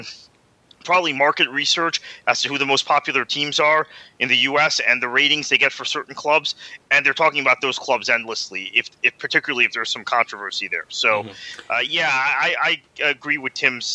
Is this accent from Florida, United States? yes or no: yes; Florida, United States; also born or lived in Milwaukee, Wisconsin; By the way, I was born in Milwaukee. I lived the first, almost the first 5 years of my life there before moving to Florida